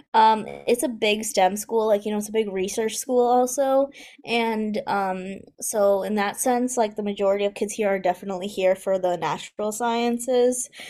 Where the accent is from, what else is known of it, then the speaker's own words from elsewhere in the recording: near Rochester, New York, United States; I'm at the University of Rochester, which is, like, um, sort of, like, close to my hometown